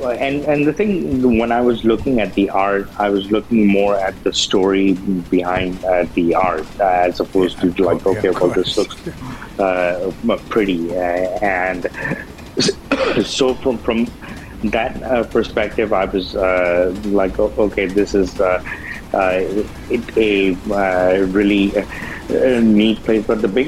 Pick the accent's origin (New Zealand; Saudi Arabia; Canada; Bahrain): Saudi Arabia; born there; also born or lived in Pakistan; Well, no, I mentioned where I was born in Saudi Arabia. I lived there for a few years and lived in Pakistan from 83 till 94 and all.